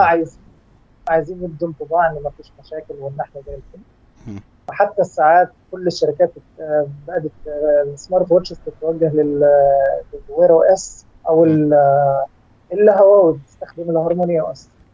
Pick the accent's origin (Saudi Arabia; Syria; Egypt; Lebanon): Egypt; وأنا طبعا مصري